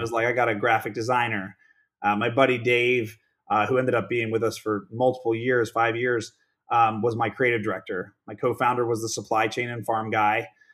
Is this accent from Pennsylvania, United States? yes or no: yes; Pittsburgh, Pennsylvania, United States; now in Palos Verdes Estates, United States; born and raised in Pittsburgh, Pennsylvania